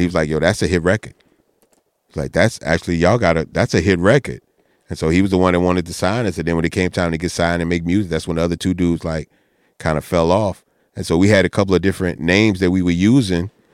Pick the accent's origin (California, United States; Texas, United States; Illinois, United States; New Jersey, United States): Texas, United States; we were from Texas